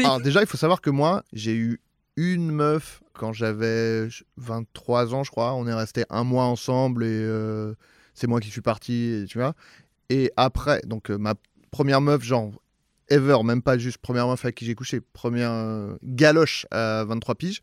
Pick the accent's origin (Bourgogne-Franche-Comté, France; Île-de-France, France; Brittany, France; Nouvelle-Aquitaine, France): Île-de-France, France; Saint-Germain-en-Laye; moi, c'est Saint-Germain-en-Laye, c'est très bourgeois